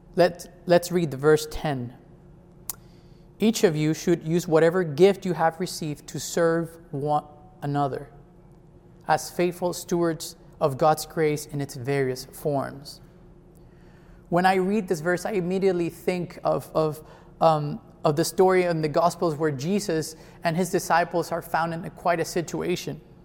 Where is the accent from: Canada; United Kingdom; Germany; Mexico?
Mexico; now in Jersey City, United States; I am from Mexico